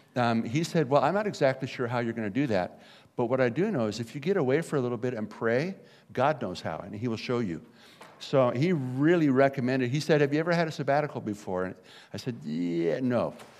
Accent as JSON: {"language": "English", "town": "Garden Grove", "region": "California", "country": "United States", "tie": "born or raised there", "said": "my hometown of Garden Grove, California"}